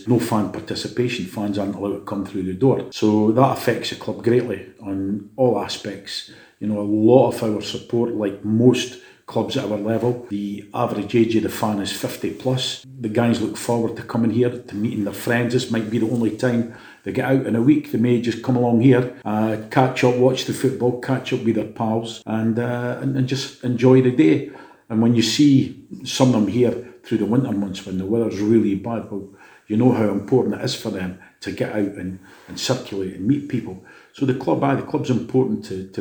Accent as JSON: {"language": "English", "town": "Dundee", "region": "Scotland", "country": "United Kingdom", "tie": "born or raised there", "said": "I'm born and bred in Lochie"}